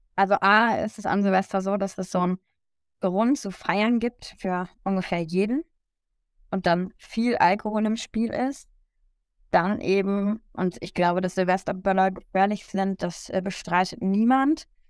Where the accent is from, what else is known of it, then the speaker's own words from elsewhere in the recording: Lower Saxony, Germany; also born or lived in United States; als Schülerin mit der Bildungspolitik in Niedersachsen